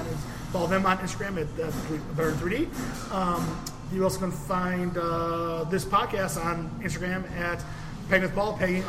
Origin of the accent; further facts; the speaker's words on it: United Kingdom; it'd also be fun that I'm British, too.